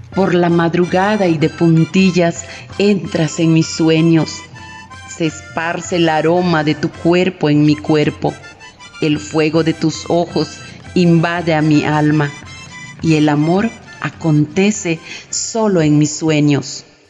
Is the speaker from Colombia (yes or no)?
no; Muna, Yucatán, Mexico; soy maestra de literatura y bordado en mi pueblo de Muna, Yucatán